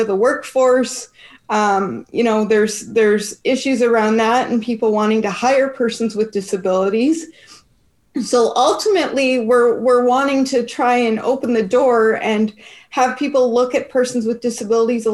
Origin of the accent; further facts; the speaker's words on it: Canada; We're up here in Canada